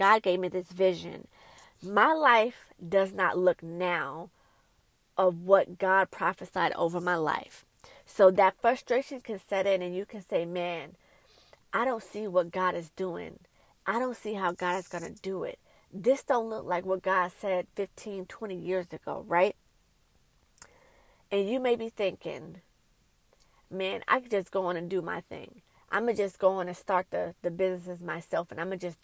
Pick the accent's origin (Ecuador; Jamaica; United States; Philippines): United States; New York City, New York; When I was growing up in Brooklyn, New York